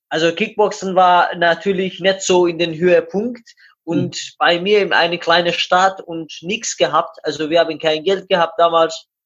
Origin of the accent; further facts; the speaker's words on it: Iran; German is a second language; moved away as an adult; now in Hamburg, Germany; ich komme aus dem Iran, 93 geboren und am 20. August 2015 bin ich nach Deutschland gekommen und hier in Hamburg gelandet.